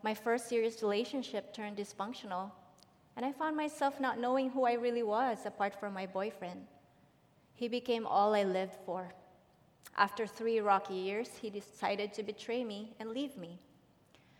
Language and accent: English; Philippines; now in Dublin; I was born and raised in the Philippines